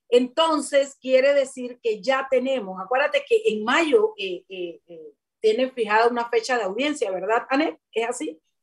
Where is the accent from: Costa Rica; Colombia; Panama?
Panama; como panameña